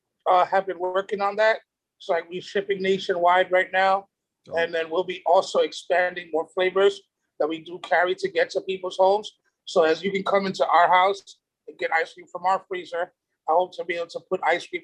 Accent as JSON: {"language": "English", "town": "New York City", "region": "New York", "country": "United States", "tie": "born or raised there", "said": "I'm a normal kid. You know, I look at myself like that from New York City."}